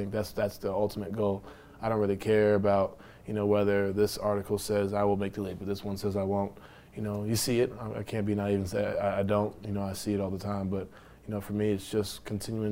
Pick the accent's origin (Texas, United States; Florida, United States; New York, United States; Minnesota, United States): New York, United States; I'm from New York, from the part of that quote-unquote generation where all you see is the crossovers, the dunks, and the highlights.